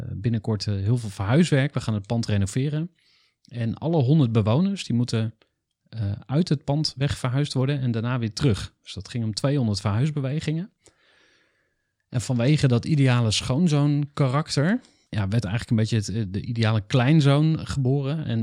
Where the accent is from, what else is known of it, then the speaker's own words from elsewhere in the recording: Enschede, Overijssel, Netherlands; born there; 1983, geboren in Enschede, verhuisd.